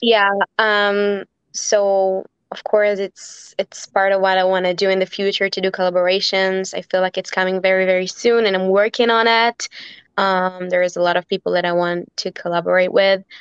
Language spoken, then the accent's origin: English; Israel; growing up in Israel